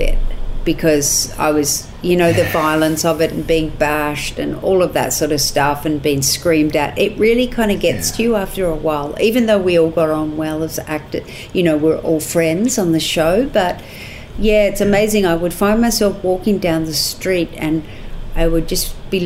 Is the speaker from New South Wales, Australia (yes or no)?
yes; Newcastle, New South Wales, Australia; I grew up in Newcastle, which is about 2.5 hours north of Sydney.